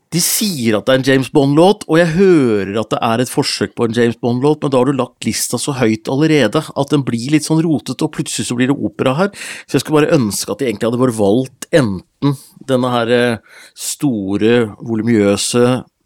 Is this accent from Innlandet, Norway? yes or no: yes; Gjøvik, Innlandet, Norway; Hunndalen, forresten Nordvesten, der jeg er ifra òg.